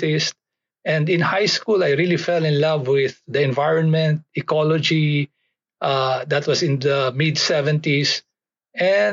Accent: Philippines; I grew up about 80 kilometers south of Manila in the Philippines

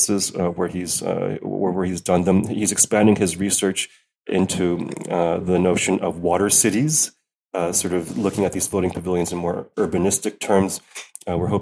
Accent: United States; now in Netherlands; as an American

